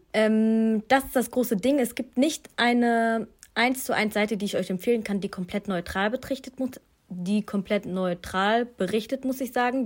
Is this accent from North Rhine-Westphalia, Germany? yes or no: yes; Duisburg, North Rhine-Westphalia, Germany; ich bin aufgewachsen in Duisburg-Marxloh